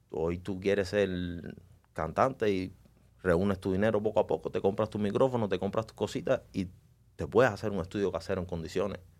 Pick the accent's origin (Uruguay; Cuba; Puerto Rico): Cuba; Yo soy, estoy orgulloso de donde vengo, soy orgullosamente cubano, pero desgraciadamente en Cuba, por el, por el sistema, el gobierno que está ahí desde hace 60 años, estamos atrasados en muchas cosas.